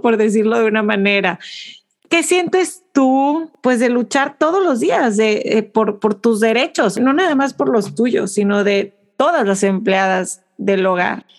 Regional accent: Mexico; como mexicanas

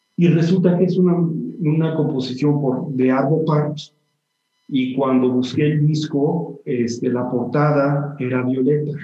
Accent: Mexico; moved away as an adult; also born or lived in Barcelona / New York; siempre quise regresar a México de una manera un poco más permanente

